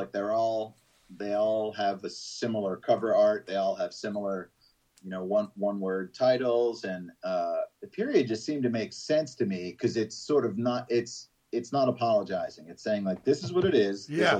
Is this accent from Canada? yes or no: no; Georgia, United States; the fact that we're from Georgia, people think that we're like these hicks